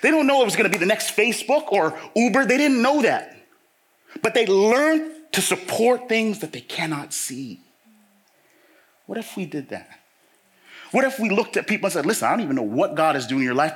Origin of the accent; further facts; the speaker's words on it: Toronto, Ontario, Canada; I grew up in Toronto.